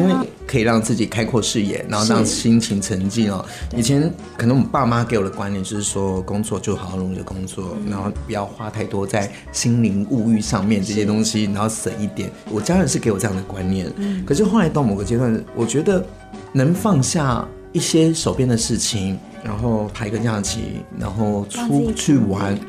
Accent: Taiwan; 我是台湾人，但是我真的不了解台湾。

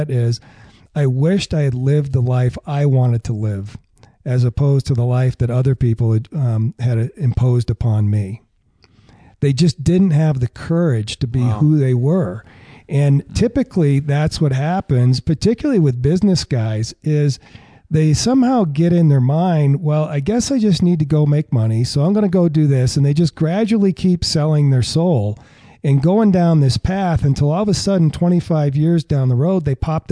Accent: Massachusetts, United States; I grew up in Massachusetts

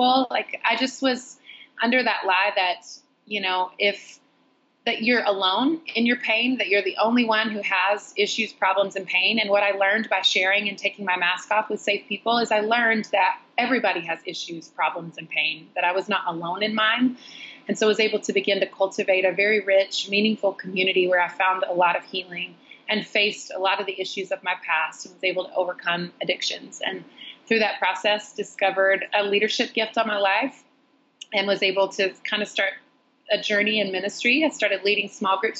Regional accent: North Carolina, United States; moved away as an adult; also born or lived in Los Angeles; now in New York City, United States; I grew up in the South in a really tiny little small town

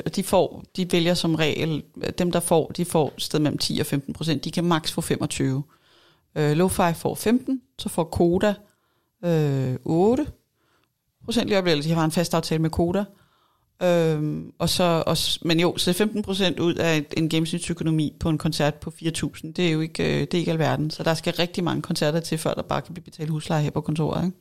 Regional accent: Denmark; vi måske også som danskere

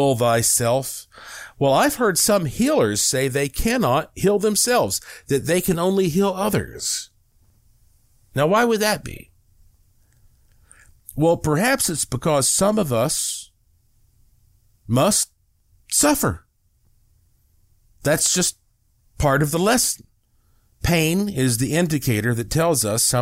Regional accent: the South, United States; now in Las Vegas, United States; I was raised up in the South, in the Baptist churches, you know, the Southern Baptist.

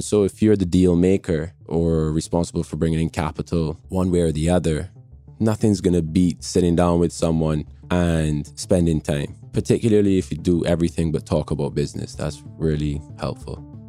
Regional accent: Barbados; accent: international; also born or lived in England / Miami; now in London, United Kingdom; I'm from Barbados, and uh, I was born in England but grew up in Barbados from an infant onwards

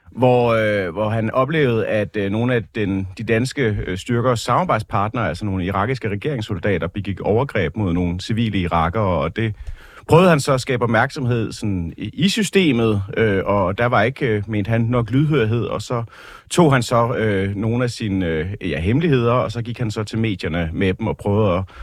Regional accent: Jutland, Denmark; jeg er jo selv fra Jylland

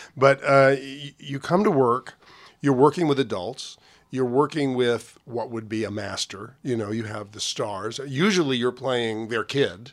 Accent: New York, United States; also born or lived in Havana, Cuba; they both became teachers and opened a school in New York. So the, the world that I grew up in as a small boy

